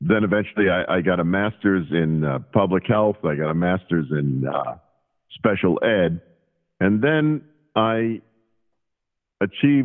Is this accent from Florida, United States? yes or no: no; New Jersey, United States; born or raised there